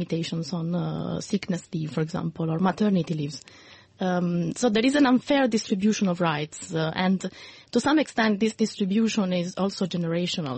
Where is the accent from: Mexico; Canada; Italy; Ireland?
Italy; now in Brussels, Belgium; Italy, which is my home country.